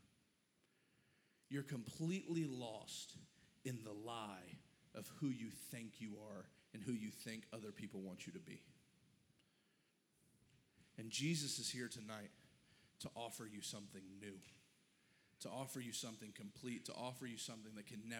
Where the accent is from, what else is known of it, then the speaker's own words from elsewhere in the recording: the Bible Belt, the South, United States; I grew up in the church and I'm from the Bible Belt